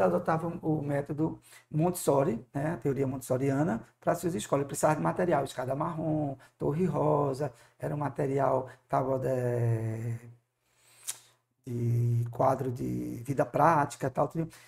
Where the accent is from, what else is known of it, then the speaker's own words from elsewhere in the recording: Moreno, Pernambuco, Brazil; also born or lived in Carpina; a gente nasceu em Pernambuco, na cidade de Moreno, é, tive a formação em escolas é, mistas